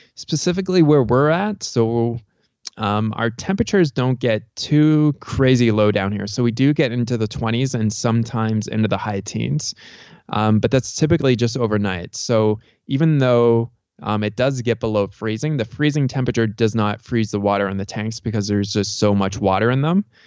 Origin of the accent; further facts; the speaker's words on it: Canada; also born or lived in Tucson, Arizona; now in Cochise County, Arizona, United States; I'm from Canada originally